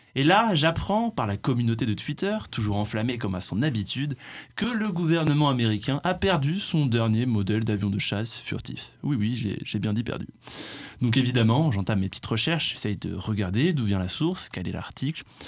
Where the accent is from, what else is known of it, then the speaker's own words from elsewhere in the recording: France; nous en tant que Français